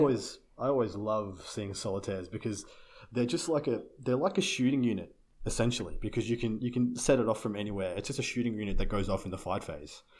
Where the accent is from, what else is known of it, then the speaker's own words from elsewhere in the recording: Australia; I'm Australian